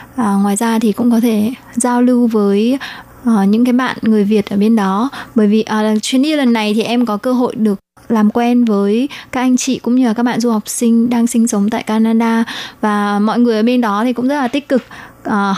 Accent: Vietnam; now in Taiwan; em đến từ Việt Nam mà sang Đài Loan sinh sống cũng như học tập

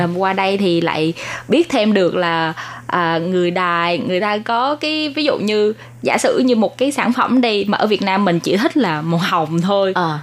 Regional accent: Vietnam; moved away as an adult; now in Taiwan

